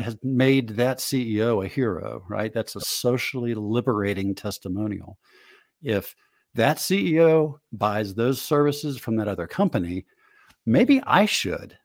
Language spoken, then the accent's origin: English; Northeast, United States; I grew up in the Northeast